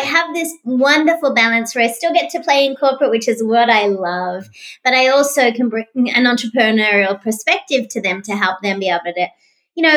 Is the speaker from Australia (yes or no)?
yes; Australia; now in Tampa, United States; I'm an Australian, but I also became an American citizen